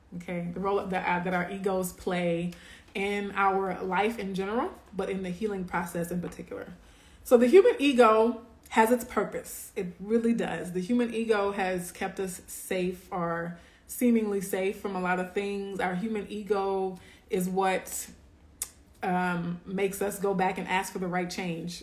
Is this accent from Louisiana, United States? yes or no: yes; Louisiana, United States; moved away; We're originally from Louisiana